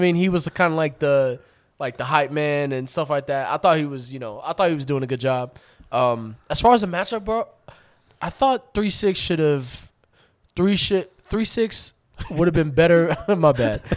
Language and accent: English; Atlanta, Georgia, United States; growing up in Atlanta